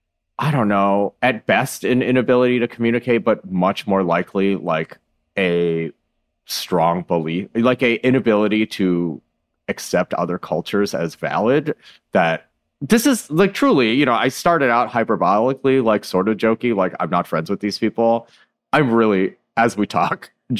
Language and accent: English; Midwest, United States; moved away; I grew up in the Midwest around a lot of people like